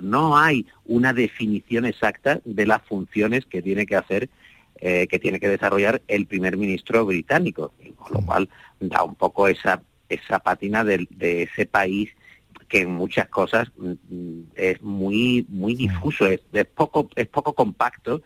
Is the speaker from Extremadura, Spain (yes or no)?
no; Andalusia, Spain; yo soy muy andaluz